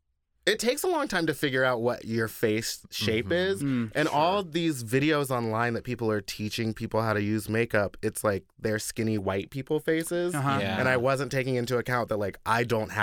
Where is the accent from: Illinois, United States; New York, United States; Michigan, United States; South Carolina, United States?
Michigan, United States; Yeah, so I'm from Michigan.